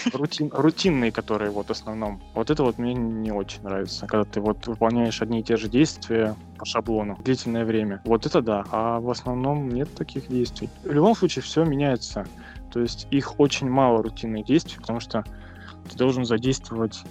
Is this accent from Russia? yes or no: yes; Stary Oskol, Belgorod Oblast, Russia; я сам из Белгородской области, со Старого Оскола